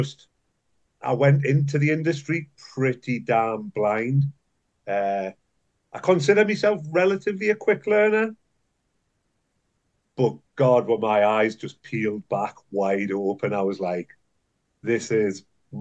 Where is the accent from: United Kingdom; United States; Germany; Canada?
United Kingdom; Newcastle upon Tyne, North East England; where I was brought up in Newcastle.